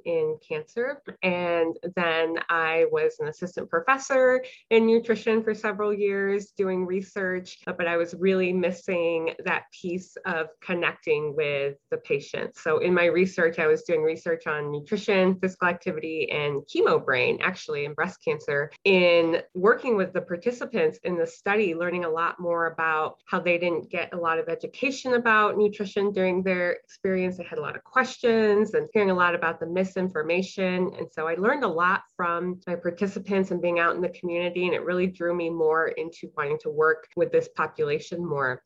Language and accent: English; Harlingen, Texas, United States; moved away as an adult; also born or lived in Ohio / Illinois; I am born and raised in Harlingen, Texas. So I've been a Texas girl